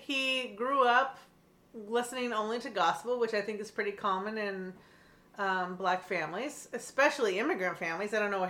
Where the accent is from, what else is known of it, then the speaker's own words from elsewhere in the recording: Pacific Northwest, United States; being both Gen Xers and also growing up in the Pacific Northwest, in the Great White Northwest over here, in a bubble, we grew up listening to classic rock.